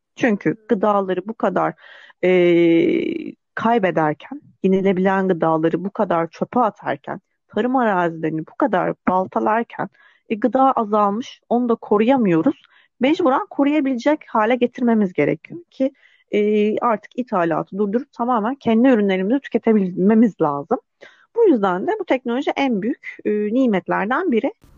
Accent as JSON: {"language": "Turkish", "region": "Aydın", "country": "Turkey", "tie": "born or raised there", "also_born_or_lived": "Istanbul", "moved": "as an adult", "said": "1990'da Aydın'da doğdum. Ee, ailem hala daha Aydın'da yaşıyor"}